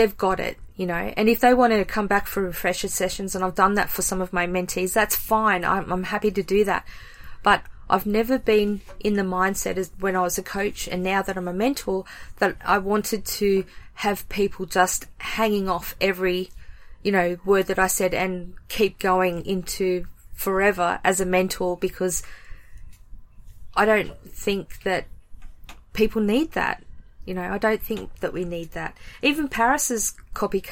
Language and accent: English; Australia; being Australian